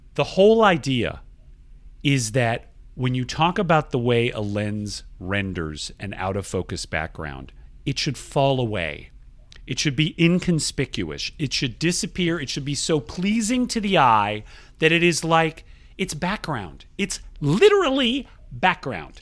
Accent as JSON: {"language": "English", "region": "Georgia", "country": "United States", "said": "Georgia, my home state"}